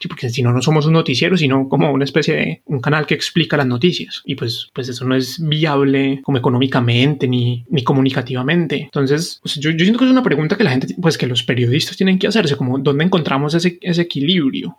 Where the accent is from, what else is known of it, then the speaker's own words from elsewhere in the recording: Cartago, Valle del Cauca, Colombia; moved away; also born or lived in Bogotá; pero yo no soy de Bogotá, yo soy de Cartago Valle